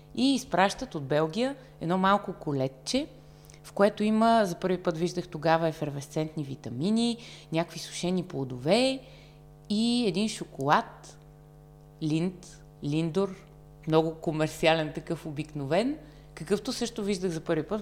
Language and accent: Bulgarian; Varna, Varna Province, Bulgaria; moved away as an adult; now in Sofia, Bulgaria; във Варна, в родния ми град